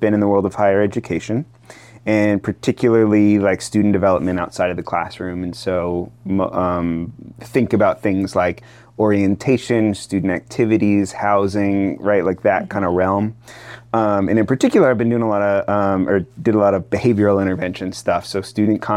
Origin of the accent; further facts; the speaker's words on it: Asheville, North Carolina, United States; moved away as an adult; also born or lived in Austin, Texas; now in Chattanooga, United States; I'm from Asheville, North Carolina